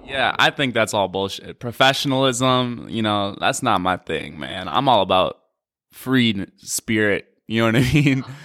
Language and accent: English; Madison, Wisconsin, United States; I'm from Madison, Wisconsin